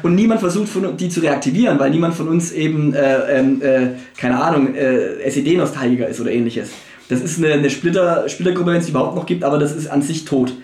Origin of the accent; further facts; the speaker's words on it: Germany; als Deutsche oder als Mitteleuropäer